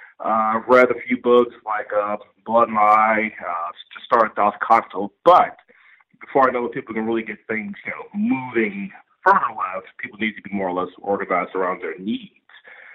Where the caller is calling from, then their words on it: Chicago, Illinois, United States; calling from Chicago, South Shore.